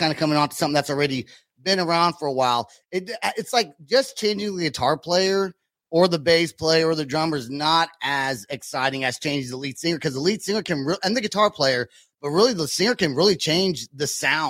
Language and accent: English; Vacaville, California, United States; also born or lived in San Francisco; I'm from Vacaville